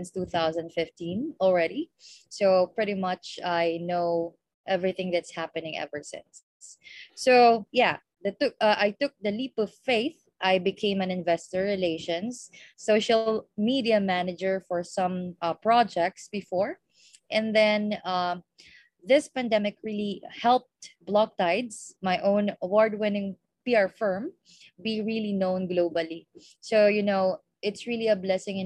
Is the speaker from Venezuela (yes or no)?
no; Philippines; from the Philippines